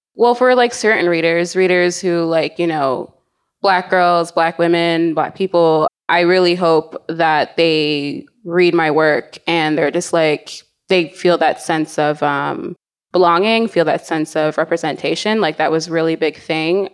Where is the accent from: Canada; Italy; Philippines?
Canada; also born or lived in United States; being Canadian